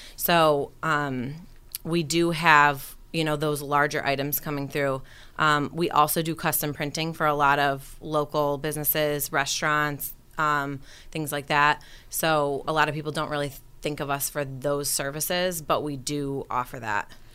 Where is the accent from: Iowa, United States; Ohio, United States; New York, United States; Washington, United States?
New York, United States; Rochester; moved away as an adult; now in Buffalo, United States; I'm from Rochester originally